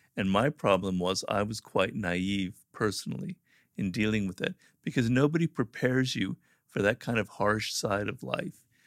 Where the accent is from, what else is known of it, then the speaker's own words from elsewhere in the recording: California, United States; California, born and raised here